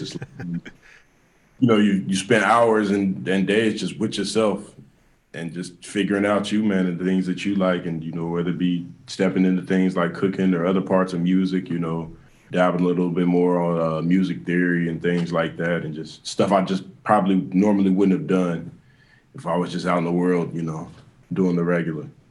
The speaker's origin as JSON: {"language": "English", "town": "Kansas City", "country": "United States", "also_born_or_lived": "Atlanta", "said": "I want to have, you know, fan base here at home."}